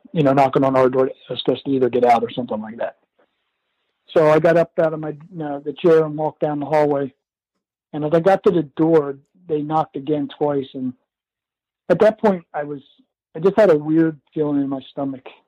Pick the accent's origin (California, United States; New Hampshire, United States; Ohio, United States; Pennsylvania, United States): Pennsylvania, United States; Philadelphia; also born or lived in Downingtown, Pennsylvania; we grew up in the Philadelphia area.